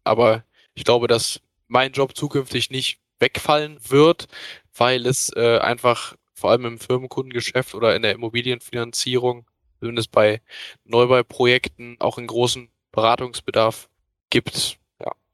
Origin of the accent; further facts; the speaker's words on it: near Cologne, North Rhine-Westphalia, Germany; Ich komme aus der Nähe von Köln